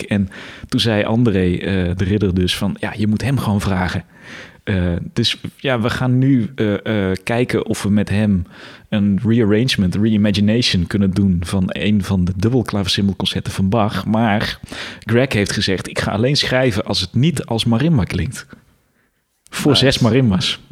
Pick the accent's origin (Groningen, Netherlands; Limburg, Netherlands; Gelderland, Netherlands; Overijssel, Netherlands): Limburg, Netherlands; Weert; also born or lived in Tilburg; ik kom uit Limburg, kom uit Weert